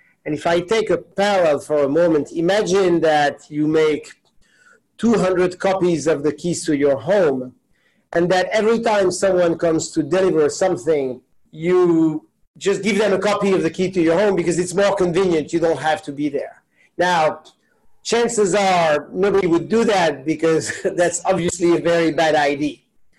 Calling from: New York City, New York, United States; I am calling in from New York. If I look outside the window, it definitely looks like New York City. So yes, that's where I am today.

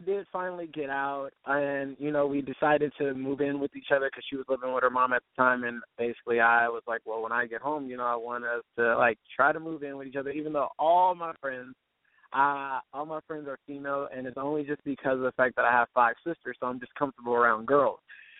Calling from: Irvine, California, United States; I'm calling from Irvine, California, and I am 26.

